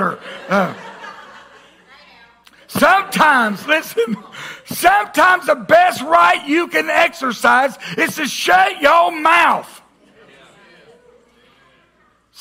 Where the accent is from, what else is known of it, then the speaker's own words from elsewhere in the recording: the South, United States; we grew up in the South. Man, I'm American by birth, Southern by the grace of God